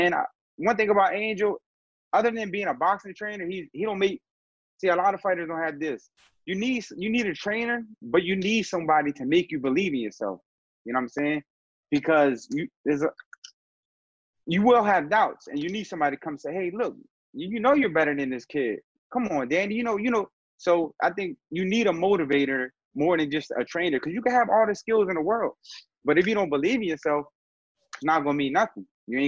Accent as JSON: {"language": "English", "town": "Philadelphia", "region": "Pennsylvania", "country": "United States", "tie": "born or raised there", "said": "coming out of Philly, it's just an old school town"}